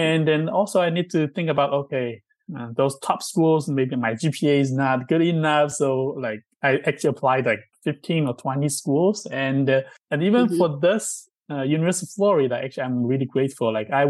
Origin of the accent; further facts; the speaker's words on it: southern China, China; moved away as an adult; also born or lived in Shanghai; now in Massachusetts, United States; I'm from China, originally south part of China, a small town. And then I went to Shanghai, a pretty big city, to get a bachelor degree. And like I grew up in a low-income family.